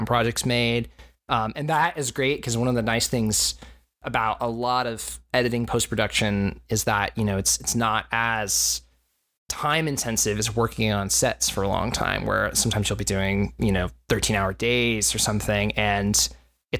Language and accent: English; Corpus Christi, Texas, United States; I grew up in Corpus Christi, Texas